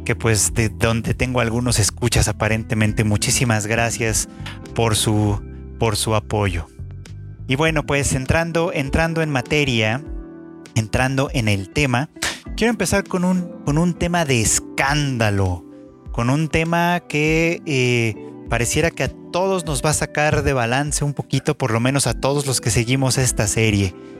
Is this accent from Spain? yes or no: no; Mexico; México, el país, mi país de origen